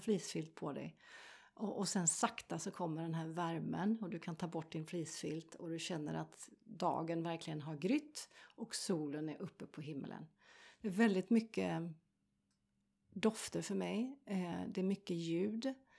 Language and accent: Swedish; Sweden; jag är svensk